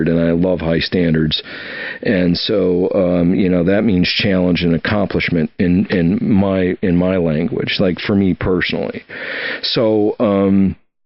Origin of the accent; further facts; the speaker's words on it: Oshkosh, Wisconsin, United States; moved away; also born or lived in Alaska / Washington D.C. / Key West, Florida; I grew up in Oshkosh, Wisconsin, on a lake, you know, freshwater